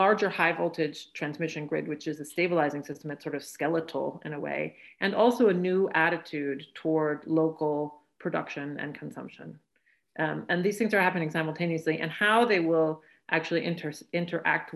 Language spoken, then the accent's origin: English; western Oregon, United States; moved away; I'm originally from Oregon, and I'm from the western part of Oregon